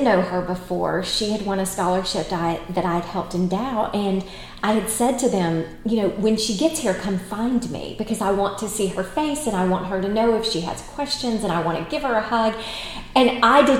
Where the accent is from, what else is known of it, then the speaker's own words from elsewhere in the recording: United States; as Americans